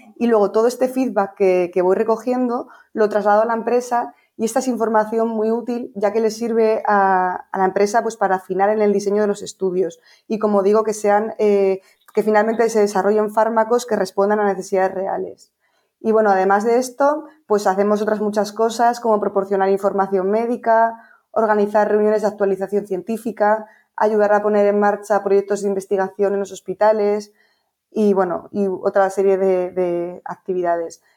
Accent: Bilbao, Basque Country, Spain; moved away as an adult; also born or lived in Pamplona / Bristol, United Kingdom; now in Madrid, Spain; yo soy de Bilbao y, viví allí durante 18 años

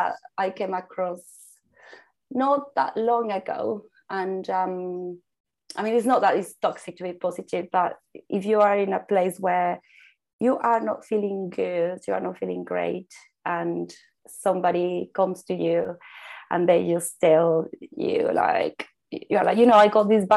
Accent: Mexico; moved away; I was born in Mexico. I grew up in a Mexican culture that sees colors everywhere

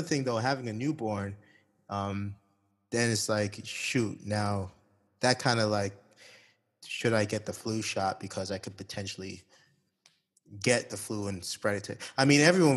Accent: Toronto, Ontario, Canada; moved away as an adult; now in Saudi Arabia; I'm from Toronto.

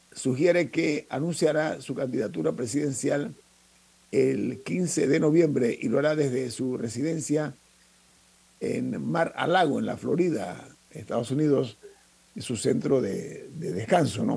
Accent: Panama; nosotros como panameños

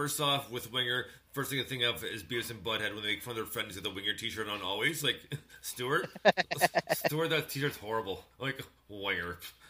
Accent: Montreal, Quebec, Canada; my grandparents used to live in Port Credit, Mississauga, and we used to visit them quite often because we grew up in Montreal.

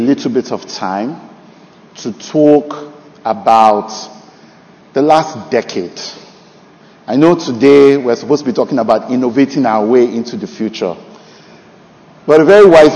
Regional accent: Nigeria; moved away; also born or lived in Canada; this year, 2023, July 4th, will mark 10 years since I came back to Nigeria from Canada

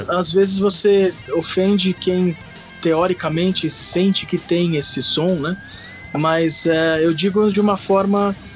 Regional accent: São Paulo, Brazil; also born or lived in Recife; eu vim de São Paulo, sou de São Paulo

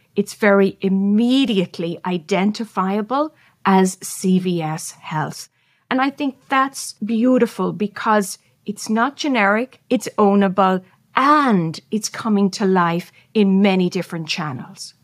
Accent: Ireland; I'm Irish, so we love storytelling

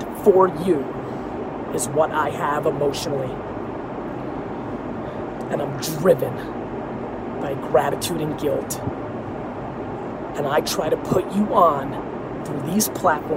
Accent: Edison, New Jersey, United States; English is a second language; also born or lived in Queens, New York / Dover, New Jersey; I lived in Dover for a year and a half before I got to Edison, New Jersey

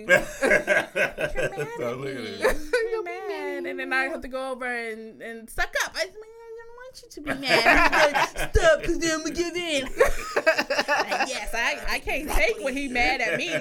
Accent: rural Virginia, United States; moved away; I'm from the South. And, you know, me and Verse are from VA, but I'm from the country part of VA

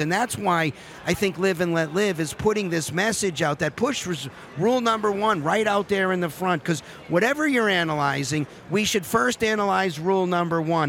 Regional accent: Massachusetts, United States; I'm from Massachusetts

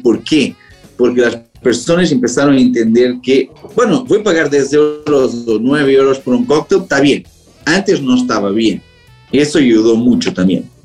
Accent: Portugal; Spanish is a second language; now in Amsterdam, Netherlands; soy portugués

